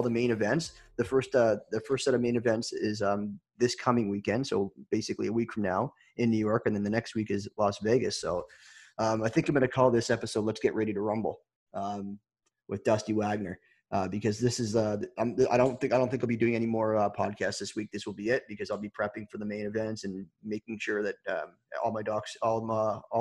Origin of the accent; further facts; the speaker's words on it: Toronto, Ontario, Canada; I'm from Toronto